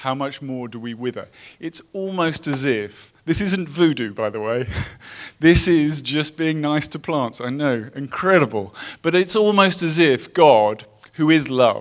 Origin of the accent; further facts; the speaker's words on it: United Kingdom; moved away as an adult; now in Los Angeles, United States; I come from Britain